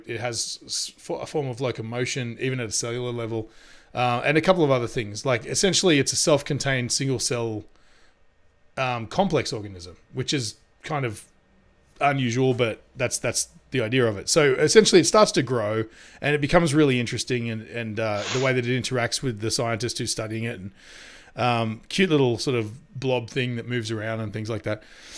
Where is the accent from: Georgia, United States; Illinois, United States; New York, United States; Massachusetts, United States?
New York, United States; New York City; You damn right I'm gonna need that cornbread because I'm from New York City.